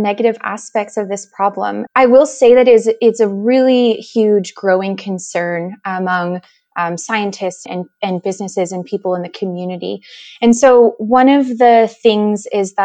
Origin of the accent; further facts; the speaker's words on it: California, United States; moved away; I'm originally from California